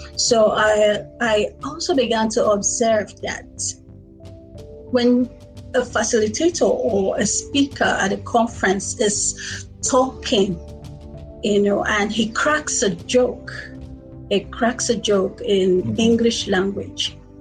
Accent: Nigeria; first language Igbo; English is a second language; I was born in Nigeria. I've lived in Nigeria all my life

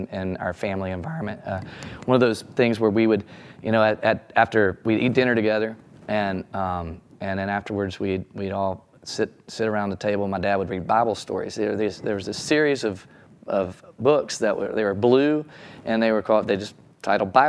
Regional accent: Texarkana, Texas, United States; I grew up in Texarkana, Texas

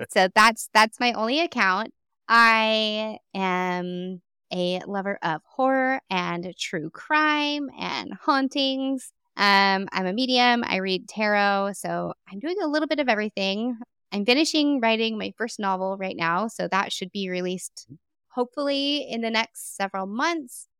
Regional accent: Texas, United States; I'm from Texas and this place is huge

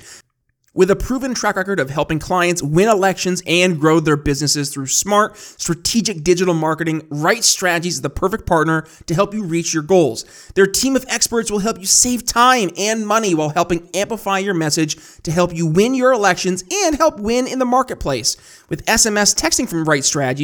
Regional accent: New York, United States; I'm from New York

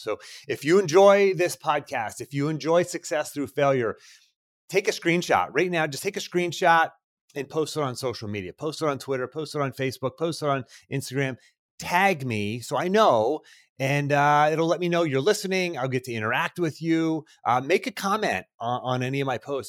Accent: outside of Pittsburgh, Pennsylvania, United States; I grew up outside of Pittsburgh, small town kid, blue collar

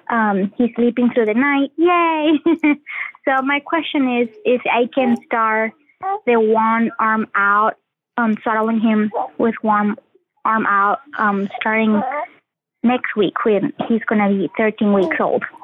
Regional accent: Paraguay; now in South Carolina, United States; I am originally from Paraguay, but I live in South Carolina currently.

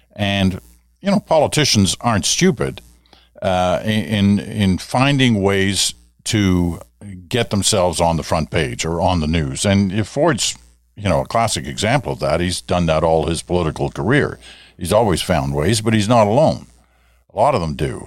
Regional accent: Ottawa, Ontario, Canada; growing up in Ottawa

